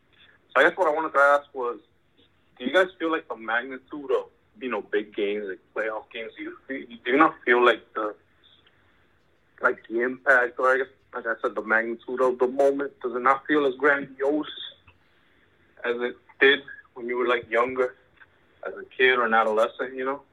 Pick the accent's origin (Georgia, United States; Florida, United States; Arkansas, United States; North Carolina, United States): Florida, United States; Miami; also born or lived in Cuba; I'm from Miami, originally born in Cuba. Family moved over to the States when I was around 8 in the early 2000s.